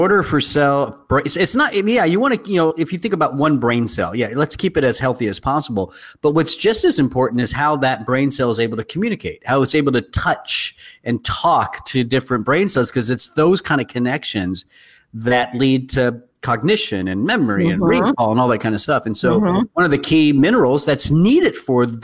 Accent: the South, United States; I'm from the South too

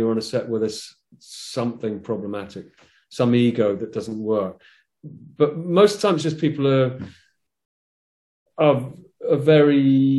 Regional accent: England, United Kingdom; I'm English playing

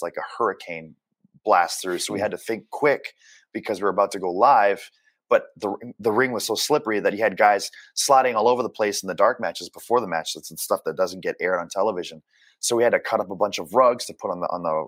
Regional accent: Canada; moved away; also born or lived in Japan; being Canadian

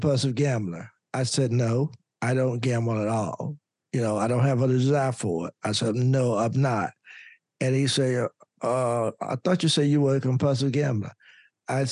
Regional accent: Louisburg, North Carolina, United States; I was the only African-American lawyer practicing in my home state, in my hometown

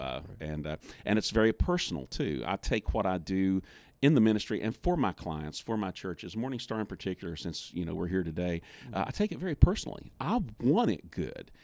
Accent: West Virginia, United States; I'm from West Virginia

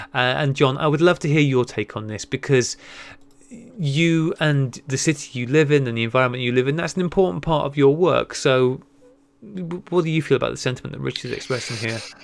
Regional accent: North Wales, United Kingdom; as somebody who grew up in North Wales

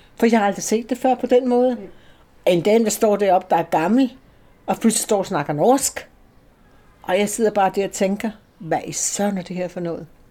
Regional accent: Slagelse, Zealand, Denmark; moved away as an adult; also born or lived in England; Jeg er ikke født i København, men jeg er født i Slagelse.

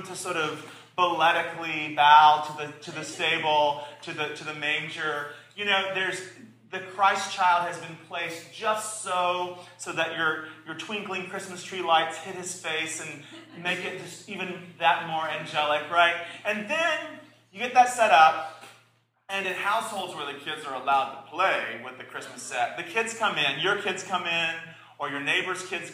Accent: the South, United States; I was raised in the South

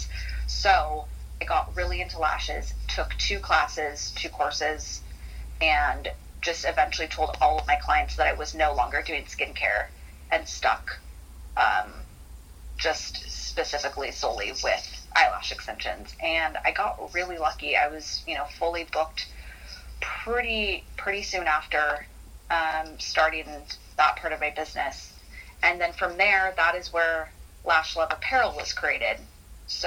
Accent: San Diego, California, United States; moved away as an adult; also born or lived in Baltimore / Los Angeles; I moved back to my hometown of San Diego

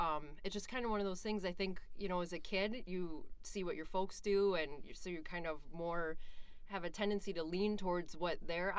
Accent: northeast of Cleveland, Ohio, United States; moved away as an adult; also born or lived in Bozeman, Montana; now in Minnesota, United States; I grew up in Ohio, northeast of Cleveland, mm-hmm. and I grew up on a dairy farm. It's a century farm out in Ohio, so my family's been in the farming business pretty much forever.

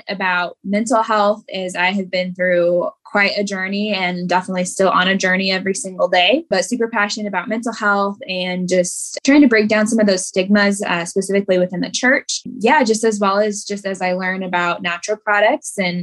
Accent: Springfield, Missouri, United States; I am from Springfield, Missouri.

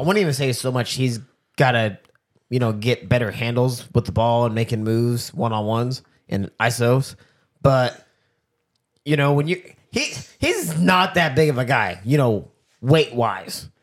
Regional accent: Kansas, United States; we are from Kansas

